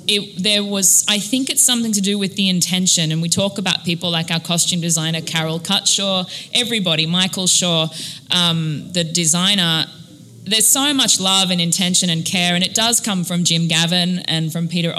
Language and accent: English; Australia; now in United States; I was in Australia. I'm Australian.